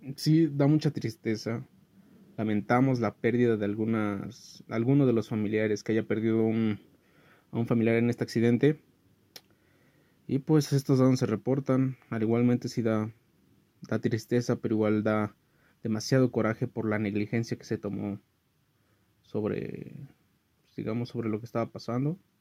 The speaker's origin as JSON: {"language": "Spanish", "country": "Mexico", "said": "estamos solos como ciudadanos mexicanos"}